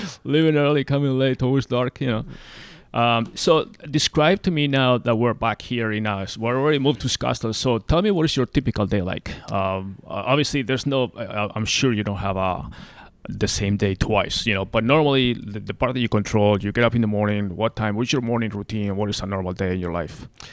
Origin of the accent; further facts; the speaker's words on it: Spain; also born or lived in Arlington, Virginia / Fairfax County, Virginia; now in Arizona, United States; I'm from Spain, so I'm used to nice weather